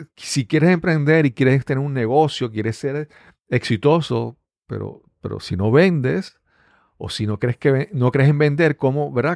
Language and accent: Spanish; Puerto Rico; Acá en Puerto Rico